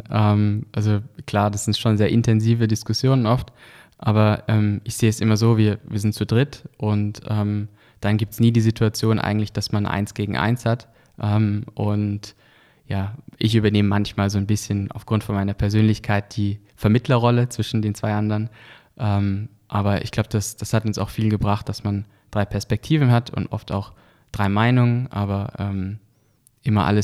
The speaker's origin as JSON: {"language": "German", "town": "Lörrach", "region": "Baden-Württemberg", "country": "Germany", "said": "weil einfach wir kommen aus Deutschland, aus, aus Lörrach, das ist in der Nähe von, von, von Basel"}